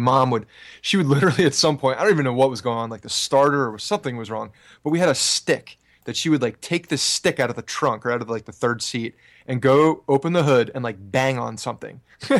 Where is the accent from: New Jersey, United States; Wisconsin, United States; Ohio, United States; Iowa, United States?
New Jersey, United States; Ridgewood; I grew up in Ridgewood, New Jersey in Bergen County.